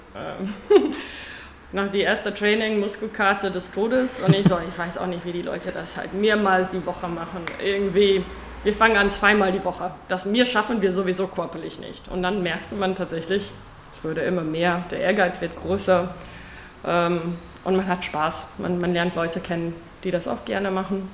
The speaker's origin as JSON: {"language": "German", "country": "South Africa", "second_language": "German", "moved": "as an adult", "lives_now": "Germany", "said": "keine Deutsche, wie man wahrscheinlich im Laufe dieses Gesprächs hören wird. Ähm, seit 2000 wohne ich in Deutschland, da habe ich, bin ich aus Südafrika die Liebe nach nach Deutschland gekommen."}